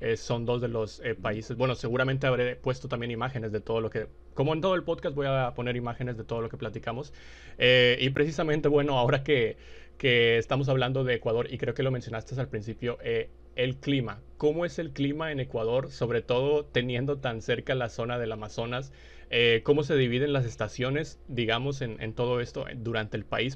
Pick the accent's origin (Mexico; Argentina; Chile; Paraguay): Mexico; yo soy de México